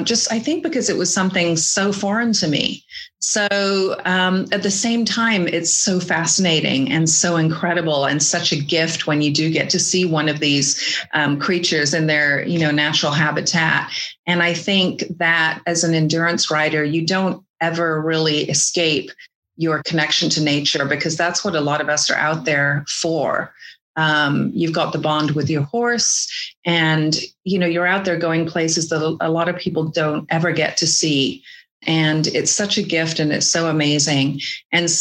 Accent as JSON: {"language": "English", "region": "England", "country": "United Kingdom", "tie": "born or raised there", "moved": "as an adult", "lives_now": "American West, United States", "said": "I grew up in England till I was 20 years old."}